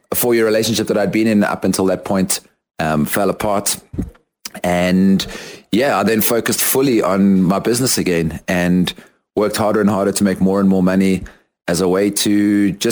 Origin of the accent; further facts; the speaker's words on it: South Africa; moved away as an adult; also born or lived in London, United Kingdom / United States; now in Guatemala; I am a South African currently living in Guatemala. And having completed my high school in South Africa